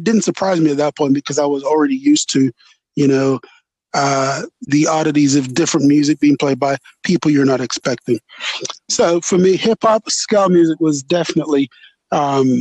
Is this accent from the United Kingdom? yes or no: yes; England, United Kingdom; growing up in England